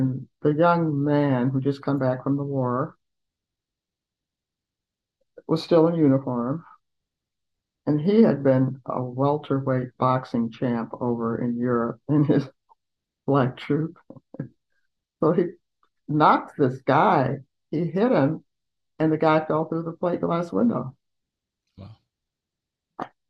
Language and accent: English; Columbia, Tennessee, United States; moved away; also born or lived in Chicago; in my hometown